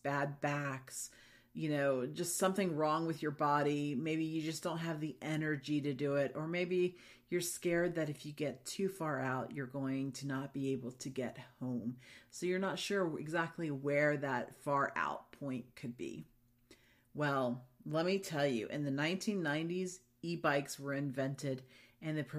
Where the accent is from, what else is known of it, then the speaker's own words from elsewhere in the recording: Florida, United States; I grew up in Florida.